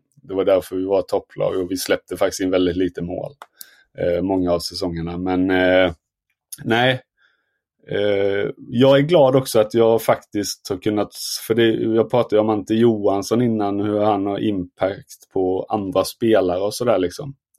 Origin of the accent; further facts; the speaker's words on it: Småland, Sweden; jag som smålänning